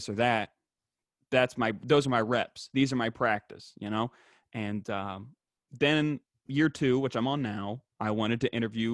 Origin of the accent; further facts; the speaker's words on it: West Virginia, United States; there's not many black people in West Virginia, and the very few that are in my hometown I was friends with.